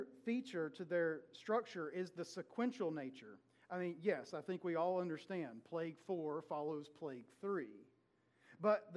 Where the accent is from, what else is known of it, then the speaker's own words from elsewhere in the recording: South Georgia, United States; moved away; I was raised in South Georgia, and there are gnats in South Georgia